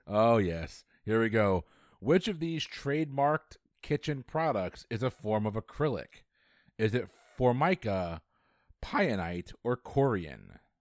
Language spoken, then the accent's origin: English; Florida, United States; it's my hometown